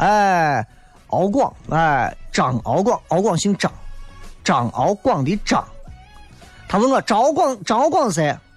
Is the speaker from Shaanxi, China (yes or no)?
yes; Xi'an, Shaanxi, China; accent: Xi'an dialect; 我说我们西安话不说耍朋友